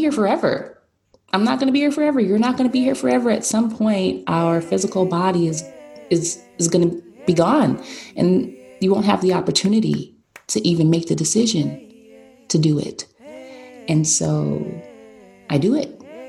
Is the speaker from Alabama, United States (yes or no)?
no; Painesville, Ohio, United States; now in Connecticut, United States; originally, I am from Ohio, Painesville, Ohio, which is a little town about 45 minutes from Cleveland, Ohio